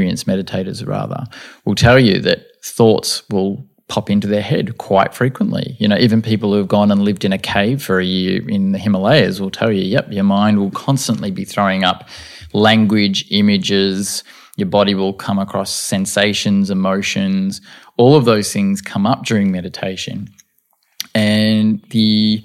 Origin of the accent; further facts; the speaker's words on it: Albert Park, Australia; I was, I think, 16 when we moved from Albert Park